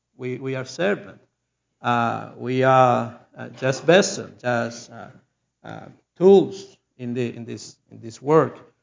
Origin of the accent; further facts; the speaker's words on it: Chile; English is a second language; I lived in South America in Chile, and I'm a Chilean person. I was born in Chile